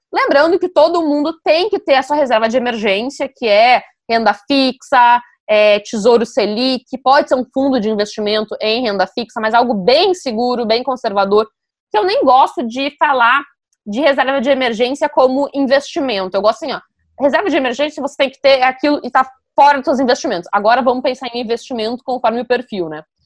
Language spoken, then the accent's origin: Portuguese; Novo Hamburgo, Rio Grande do Sul, Brazil; moved away; Em Novo Hamburgo, a minha cidade natal